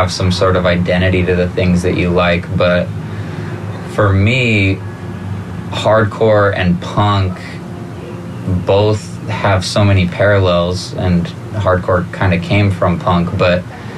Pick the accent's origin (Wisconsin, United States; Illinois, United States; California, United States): California, United States; Santa Cruz; also born or lived in Watsonville, California / San Jose, California; Originally from Santa Cruz, California. I lived there until I was 14. And then I spent all of my transformative years in San Jose.